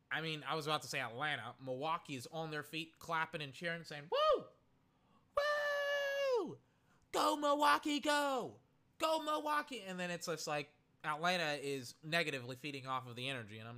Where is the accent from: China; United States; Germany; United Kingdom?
United Kingdom; I'll just sound pretentious, and essentially that's a part of being British.